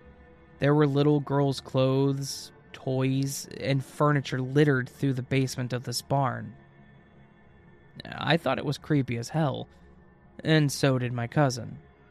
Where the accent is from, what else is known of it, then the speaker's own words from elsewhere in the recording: Midwest, United States; I grew up in the Midwest of the U.S., when I was a senior in high school, I was out for a hike at a local trail in the National Forest.